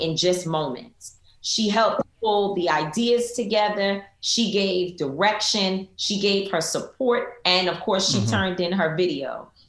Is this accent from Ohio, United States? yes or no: no; New York City, New York, United States; I was raised in Harlem